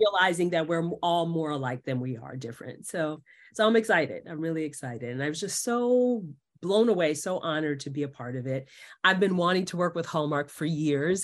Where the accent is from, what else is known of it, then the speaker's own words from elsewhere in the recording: New York City, New York, United States; moved away as an adult; now in Los Angeles, United States; because I'm from New York, I'm from Queens, New York